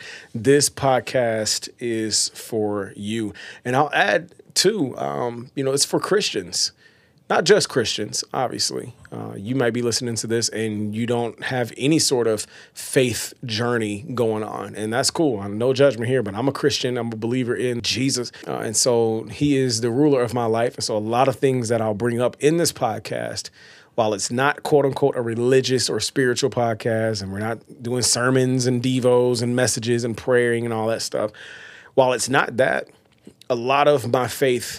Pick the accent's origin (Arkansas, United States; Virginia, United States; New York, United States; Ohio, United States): Arkansas, United States; Batesville; also born or lived in Oakland, California; Grew up in a town called Batesville, Arkansas